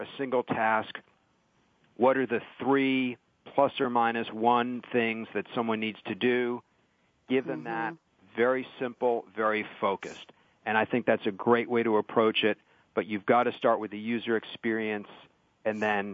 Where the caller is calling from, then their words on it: Palo Alto, California, United States; I'm calling from Palo Alto, California this morning